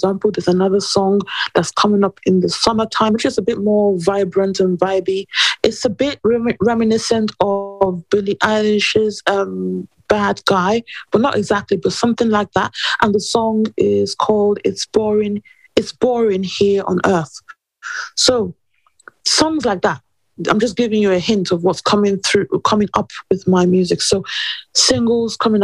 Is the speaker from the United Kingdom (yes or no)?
yes; England, United Kingdom; also born or lived in New York; I was born in England and all my family are in England.